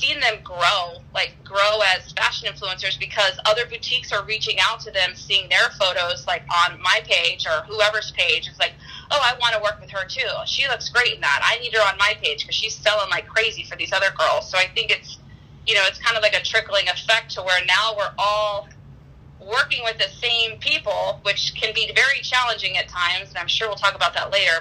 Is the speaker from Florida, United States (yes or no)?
yes; Daytona Beach, Florida, United States; moved away as an adult; also born or lived in Wisconsin / California / Boca Raton, Florida; I grew up in Daytona Beach, Florida.